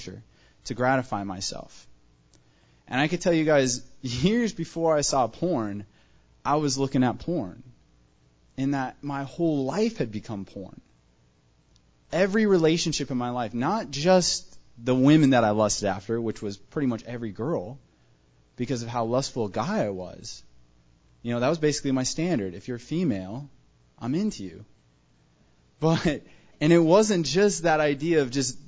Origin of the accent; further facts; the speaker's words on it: Tucson, Arizona, United States; I was born and raised here in Tucson, Arizona